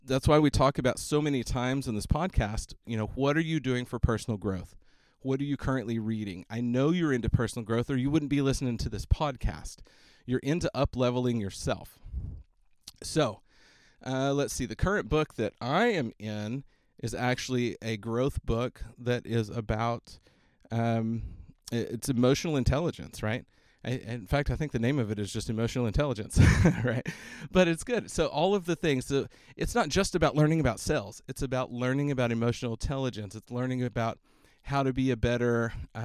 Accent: Austin, Texas, United States; it's in my hometown

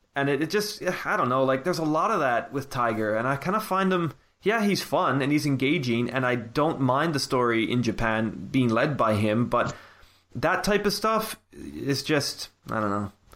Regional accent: Canada; now in United Kingdom; growing up in Canada

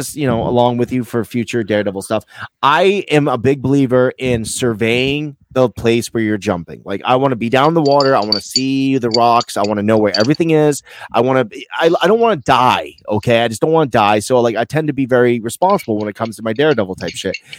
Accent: United States; I'm American

